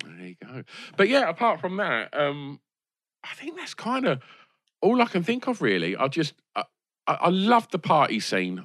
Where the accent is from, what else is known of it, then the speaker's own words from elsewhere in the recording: Essex, East of England, United Kingdom; growing up in Essex